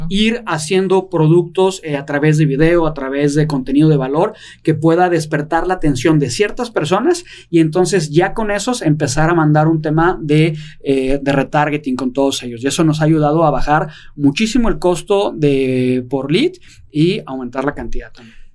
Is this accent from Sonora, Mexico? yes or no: no; Guadalajara, Jalisco, Mexico; yo soy de Guadalajara